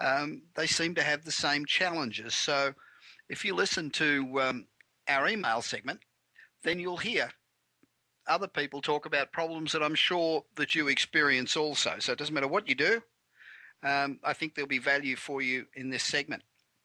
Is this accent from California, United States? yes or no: yes; Los Angeles, California, United States; the straight-talking business show that's coming to you this week from my hometown of Los Angeles.